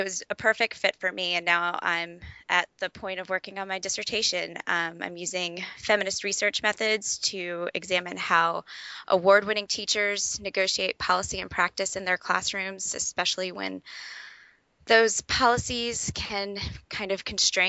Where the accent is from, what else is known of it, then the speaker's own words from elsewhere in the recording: United States; moved away; also born or lived in Alaska / Atlanta, Georgia; I grew up in Louisiana, Georgia